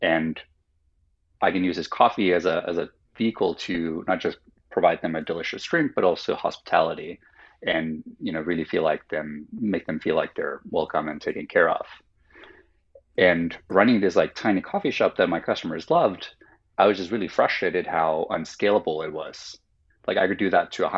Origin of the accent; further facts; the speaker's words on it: Helsinki, Uusimaa, Finland; first language Finnish; English is a second language; now in United States; I grew up in Finland, in Helsinki, Finland.